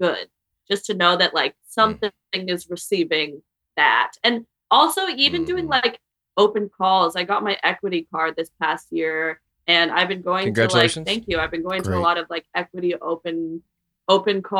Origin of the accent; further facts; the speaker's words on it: New York, United States; moved away; also born or lived in Vermont / Philadelphia; I'm from New York